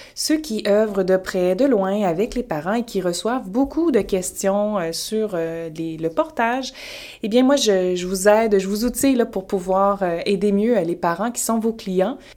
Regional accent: Quebec, Canada; je viens du Québec, je suis basée à Montréal.

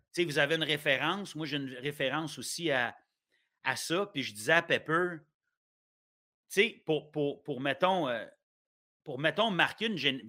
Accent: Ottawa, Ontario, Canada; also born or lived in Gatineau, Quebec / Sainte-Agathe-des-Monts, Quebec; je restais au Québec avant. Tu les dix premières années de ma vie, j'étais à, Gatineau puis à saint agathe des monts et Laurentides tout le monde pense que je, suis ontarien depuis. Parce que moi, je suis né à Ottawa.

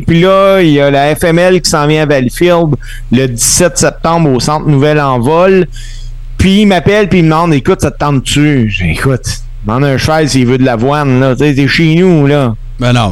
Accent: Salaberry-de-Valleyfield, Quebec, Canada; chez nous à Valleyfield

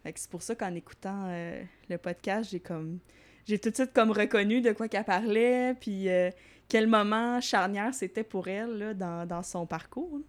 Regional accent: Longueuil, Quebec, Canada; also born or lived in Varennes / Saint-Lambert; moi, je viens principalement de la rive sud. Je me suis promenée un petit peu, mais euh, je suis née à Varennes. Puis après ça, j'ai habité plus euh, Saint-Lambert, euh, Longueuil.

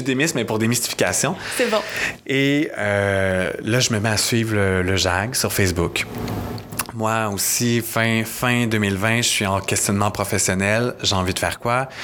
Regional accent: Napierville, Quebec, Canada; je viens de Napierville, en Montérégie, qui est de l'autre bord, vraiment dans l'Ouest

